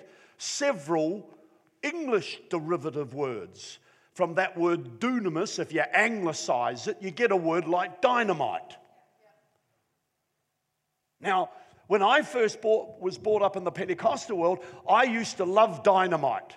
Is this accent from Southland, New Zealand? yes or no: no; Wellington, New Zealand; now in Newcastle; I came from Wellington, New Zealand